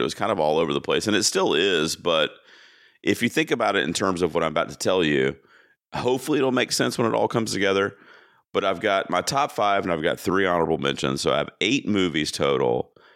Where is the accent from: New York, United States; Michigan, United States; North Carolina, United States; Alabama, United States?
North Carolina, United States; Charlotte; my hometown in Charlotte, North Carolina